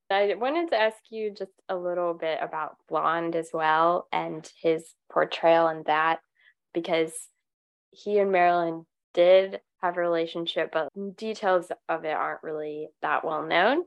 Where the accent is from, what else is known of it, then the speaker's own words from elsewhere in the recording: United States; As an American